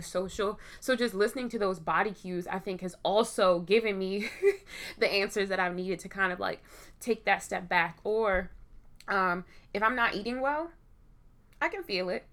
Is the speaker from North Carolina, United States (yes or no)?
no; Baltimore, Maryland, United States; I am from Baltimore.